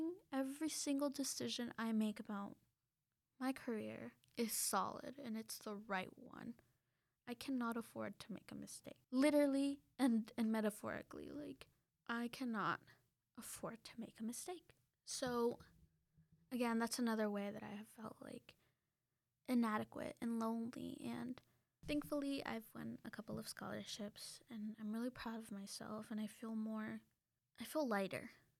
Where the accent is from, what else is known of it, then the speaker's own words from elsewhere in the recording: Mexico; I grew up briefly in Mexico, and even though I have that with me and I know that I know Spanish, I still get scared.